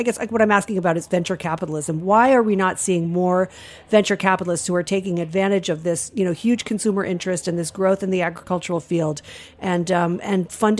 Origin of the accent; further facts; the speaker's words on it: Rhode Island, United States; I'm from Rhode Island.